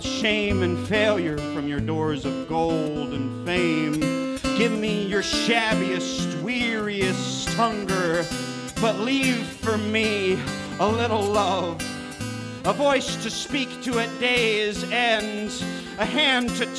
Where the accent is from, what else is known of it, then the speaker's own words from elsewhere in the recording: Kansas, United States; now in Arkansas, United States; I'm proudly from Kansas